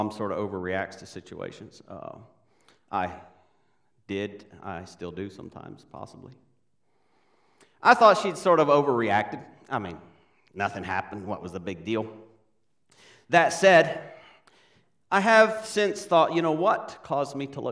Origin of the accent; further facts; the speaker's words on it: Paraguay; I was born in South America, Paraguay. We still live there.